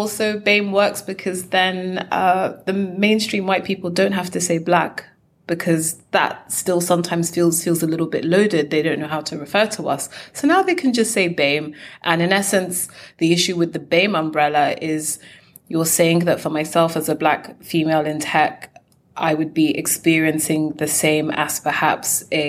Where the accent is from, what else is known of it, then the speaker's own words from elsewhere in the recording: United Kingdom; I am a British Nigerian or Nigerian British entrepreneur